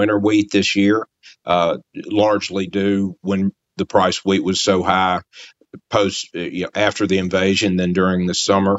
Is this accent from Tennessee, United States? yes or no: yes; Memphis, Tennessee, United States; moved away; I grew up in Memphis